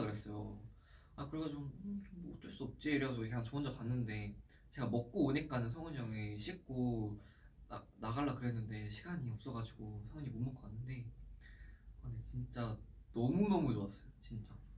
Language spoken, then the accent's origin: Korean; South Korea; oh, Korea